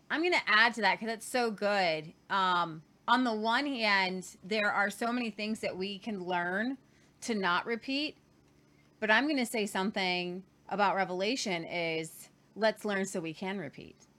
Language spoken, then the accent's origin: English; Ohio, United States; moved away as an adult; now in Oklahoma, United States; I'm from Ohio